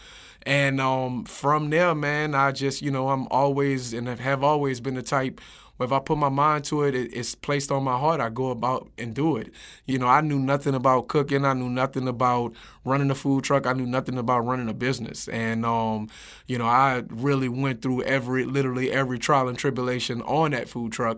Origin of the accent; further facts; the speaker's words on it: New Orleans, Louisiana, United States; I'm from the 7-ward.